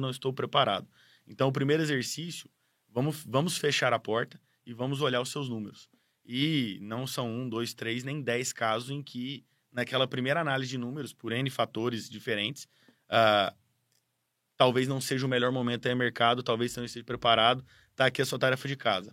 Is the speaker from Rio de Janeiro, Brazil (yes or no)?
no; Goiás, Brazil; now in São Paulo, Brazil; eu não sou paulista ou paulistano, eu sou goiano de criação, vim de Goiás muito cedo para estudar em São Paulo